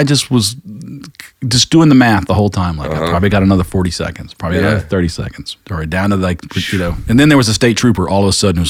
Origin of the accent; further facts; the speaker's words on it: North Carolina, United States; also born or lived in South Georgia; I was born in North Carolina and moved to South Georgia.